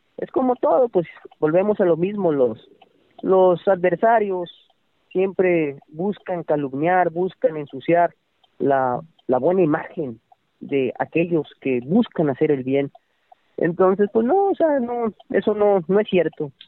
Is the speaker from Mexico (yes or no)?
yes; Tamaulipas, Mexico; Yo soy de Tamaulipas